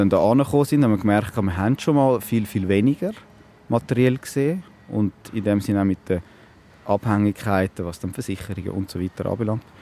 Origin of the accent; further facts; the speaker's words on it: Switzerland; Mit Sparkapitalien, alles, was man als Schweizer so hat.